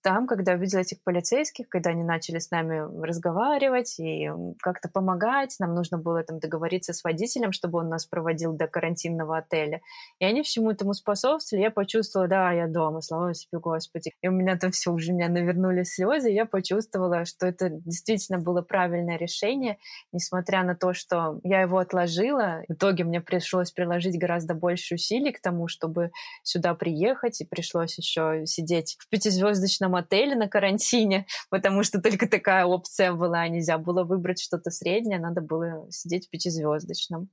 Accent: Minsk, Belarus; moved away as an adult; also born or lived in Prague, Czech Republic; now in Tbilisi, Georgia; Я жила в Минске

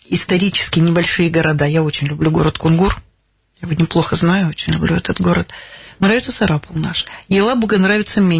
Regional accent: Davydova, Chelyabinsk Oblast, Russia; born there; Маленькая ваш... деревня Давыдова, да.

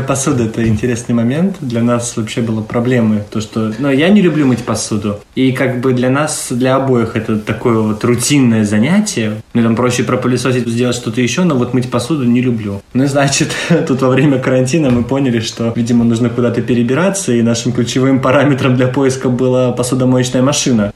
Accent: Saint Petersburg, Russia; moved away as an adult; now in Tallinn, Estonia; Я из Санкт-Петербурга, но летом прошлого года переехал в Таллин

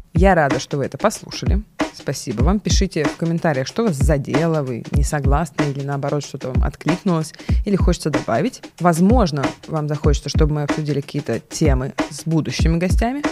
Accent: Chekhov, Moscow Oblast, Russia; никакая я не москвичка, я же в военной а, части родилась и выросла там

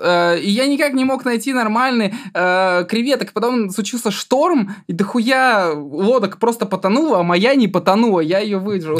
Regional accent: Altai Krai, Russia; я из Алтайского края, у меня половина класса казахи

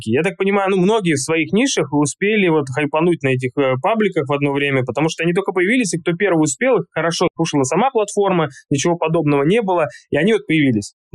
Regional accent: Tashkent, Uzbekistan; also born or lived in Altai, Russia; Я родился на Алтае, то есть изначально я родился в Азии, можно сказать. Алтай, близко и Монголия, и Китай, и Казахстан, горы, четыре страны делят. И потом наша семья уехала в Ташкент

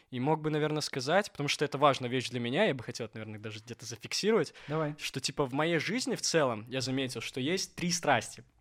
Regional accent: Minsk, Belarus; «Слушайте, здравствуйте, я вот из Минска, получается, приехал.

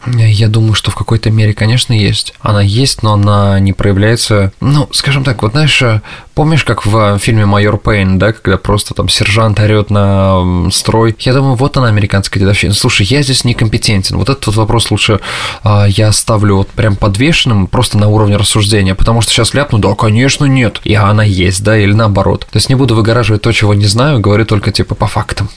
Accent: Russia; now in United States; Я из России

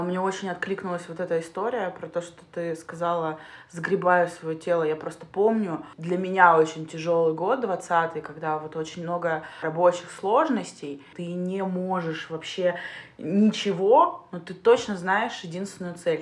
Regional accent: Siberia, Russia; now in Saint Petersburg, Russia; я переехала из Сибири в Петербург

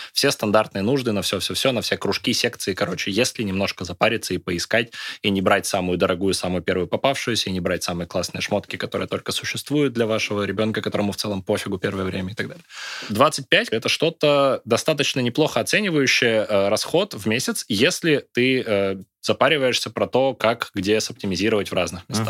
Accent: Izhevsk, Udmurtia, Russia; moved away as an adult; also born or lived in Moscow; Я из Ижевска

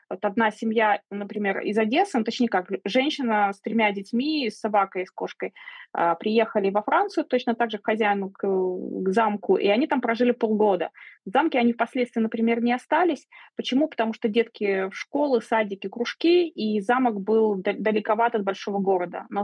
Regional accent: Belarus; moved away; Я уезжала из Беларуси, очень быстро собирала вещи, паковала чемодан.

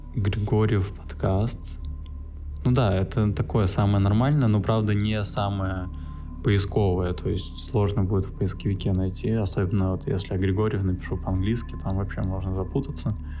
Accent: Saint Petersburg, Russia; moved away as an adult; now in Bali, Indonesia; я родился в Питере, в Купчино, если интересно. И свое детства до 10 лет я провел в центре Петербурга в общаге.

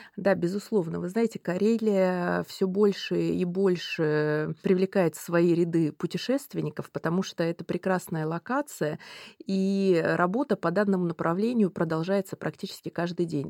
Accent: Russia; moved away; я родилась э, на Байкале

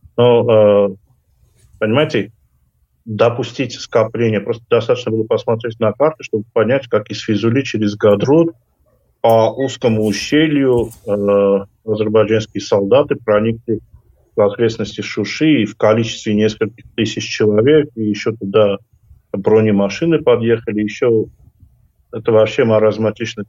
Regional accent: Armenia

